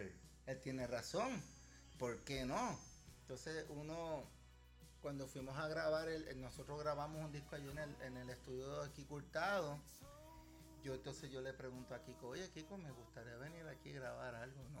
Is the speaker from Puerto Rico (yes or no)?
yes; Vega Alta, Puerto Rico; de mi pueblo Vega Alta, que nos conocemos de niños.